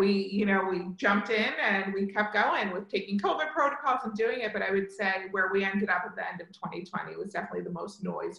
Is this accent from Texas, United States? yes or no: no; Hamilton, New Jersey, United States; moved away; I grew up right outside of Princeton in a town called Hamilton.